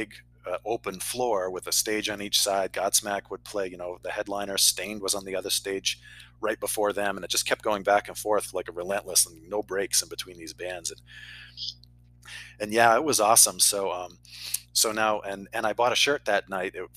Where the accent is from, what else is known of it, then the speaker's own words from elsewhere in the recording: Massachusetts, United States; I'm from Massachusetts, about an hour south of Boston